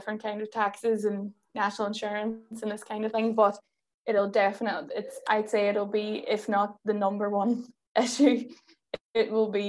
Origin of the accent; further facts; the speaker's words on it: Derry, Northern Ireland, United Kingdom; I mean, I'm from Derry, which is typically and historically has always been a really nationalist area.